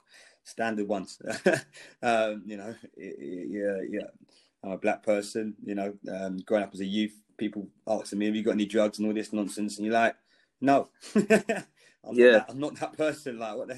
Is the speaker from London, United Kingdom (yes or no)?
yes; London, United Kingdom; I think growing up in London, I think, there definitely is probably, the percentage of blacks are higher.